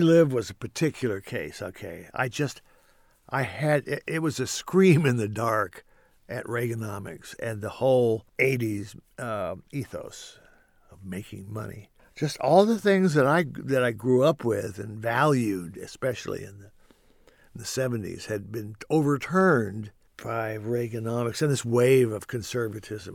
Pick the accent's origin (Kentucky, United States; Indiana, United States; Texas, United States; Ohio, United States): Kentucky, United States; moved away as an adult; now in Los Angeles, United States; growing up in Kentucky